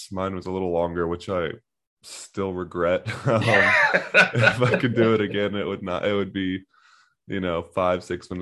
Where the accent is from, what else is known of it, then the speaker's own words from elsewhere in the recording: Birmingham, Alabama, United States; I'm from Birmingham, Alabama